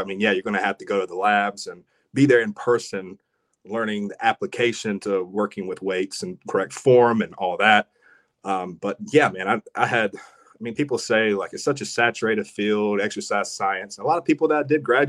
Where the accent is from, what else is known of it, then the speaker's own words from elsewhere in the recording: Rockingham, North Carolina, United States; From Ellerby, Rockingham, Hamlet. We drew in all those people